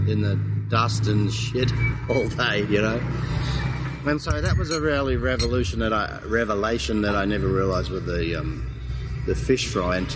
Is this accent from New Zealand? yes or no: yes; New Zealand; now in Australia; I came from New Zealand, but New Zealand New Zealanders really are as well.